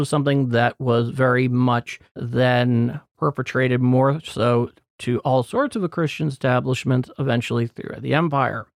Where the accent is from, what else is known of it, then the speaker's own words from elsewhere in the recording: United States; as an American, it's as real to me as